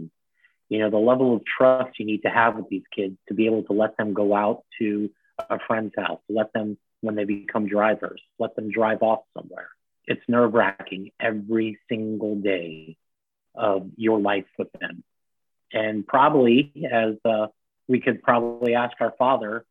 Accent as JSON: {"language": "English", "town": "Miramar", "region": "Florida", "country": "United States", "tie": "born or raised there", "also_born_or_lived": "Miami, Florida", "said": "we grew up in Miami and lived there until 86 when we moved to a city called Miramar"}